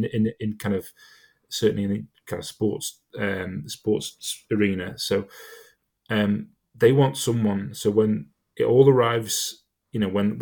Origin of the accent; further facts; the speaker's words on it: Chester, North West England, United Kingdom; I'm a Chester fan. I'm from Chester.